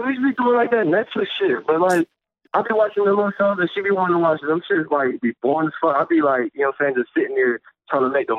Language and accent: English; Washington, District of Columbia, United States; moved away as an adult; now in Florida, United States; I'm from D.C., though.